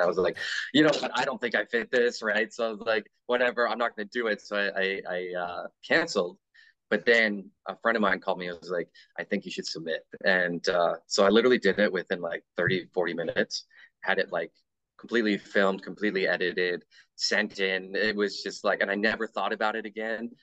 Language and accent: English; Canada; being Canadian